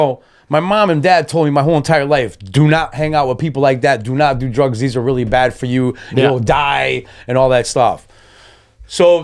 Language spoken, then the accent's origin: English; Waterbury, Connecticut, United States; also born or lived in Wolcott, Connecticut; I am originally a Fairlawn boy from Waterbury, Connecticut